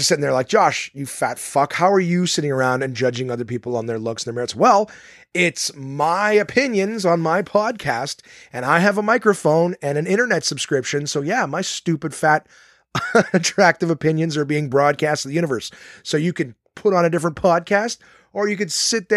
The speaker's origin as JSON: {"language": "English", "town": "Ottawa", "region": "Ontario", "country": "Canada", "tie": "born or raised there", "said": "this one was in my hometown of Ottawa"}